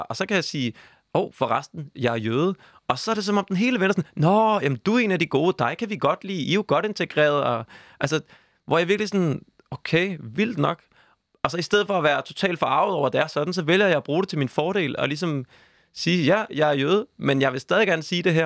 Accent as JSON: {"language": "Danish", "town": "Copenhagen", "region": "Capital Region of Denmark", "country": "Denmark", "said": "jeg er 29 år, jeg er fra København"}